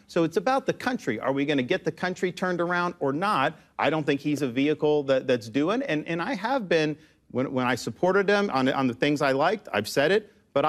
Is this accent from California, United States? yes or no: no; Florida, United States; That wasn't true when I was kid growing up in Florida.